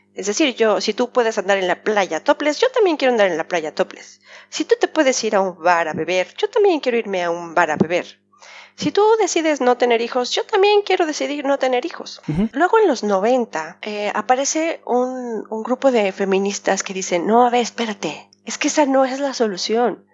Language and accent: Spanish; Mexico; now in Geneva, Switzerland; Los mexicanos somos muy agachones